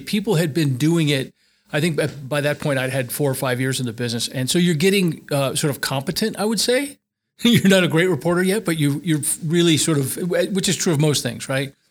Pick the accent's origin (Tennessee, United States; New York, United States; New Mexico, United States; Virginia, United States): New Mexico, United States; Albuquerque; moved away as an adult; also born or lived in Seattle; I was from Albuquerque